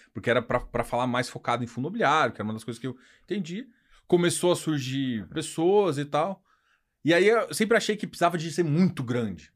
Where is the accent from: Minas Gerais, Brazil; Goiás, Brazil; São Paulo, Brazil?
Goiás, Brazil; como bom goiano